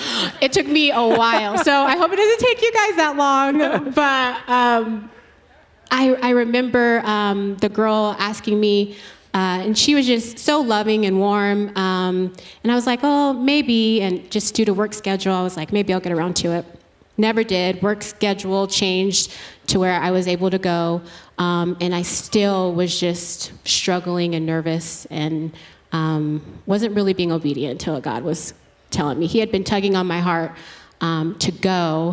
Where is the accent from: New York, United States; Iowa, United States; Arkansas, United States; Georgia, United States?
Georgia, United States; Originally Georgia.